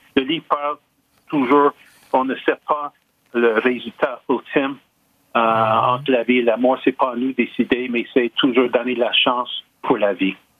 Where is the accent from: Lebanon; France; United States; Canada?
Canada; Lachine, Quebec; Je suis né à la Chine, je suis originaire